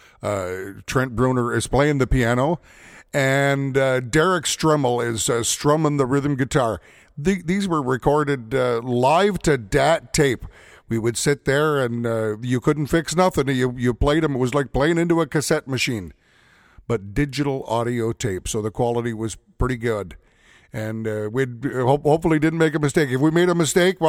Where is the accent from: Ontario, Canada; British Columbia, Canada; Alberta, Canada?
Alberta, Canada; St. Paul; my hometown here of St. Paul, Alberta